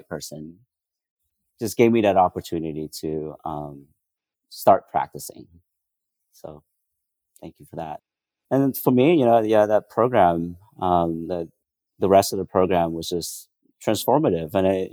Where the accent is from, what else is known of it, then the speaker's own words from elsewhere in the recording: White Center, Washington, United States; also born or lived in Vietnam; I grew up in White Center, like I mentioned, a predominantly Black and Brown community neighborhood